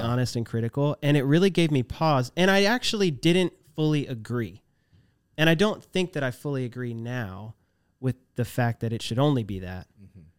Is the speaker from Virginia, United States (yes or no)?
yes; Virginia, United States; We're both from Virginia